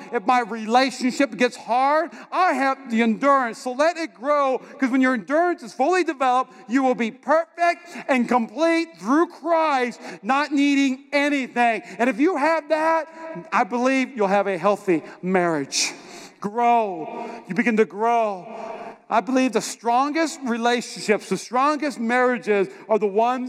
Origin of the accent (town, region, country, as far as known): North Dakota, United States; moved away; also born or lived in North Carolina